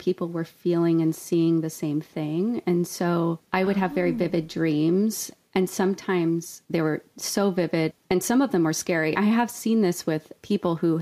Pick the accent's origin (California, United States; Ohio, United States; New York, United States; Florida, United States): California, United States; Ojai; I was raised in Ojai, California